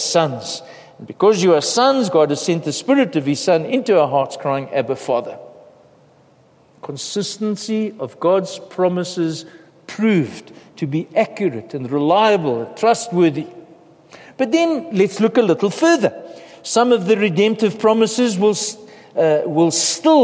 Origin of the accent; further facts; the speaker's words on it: South Africa; we face as a South African nation